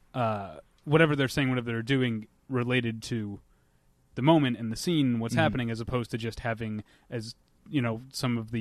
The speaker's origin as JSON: {"language": "English", "town": "St. Louis", "region": "Missouri", "country": "United States", "said": "I'm from St. Louis"}